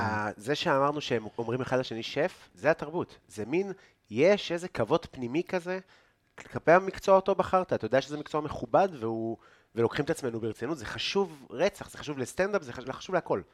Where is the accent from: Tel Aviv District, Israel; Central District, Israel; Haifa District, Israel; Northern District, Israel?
Northern District, Israel; Afula; אני מעפולה, אז אנחנו באמת מגיעים כאילו מאותו אזור בארץ, כן. אנחנו מעמק יזרעאל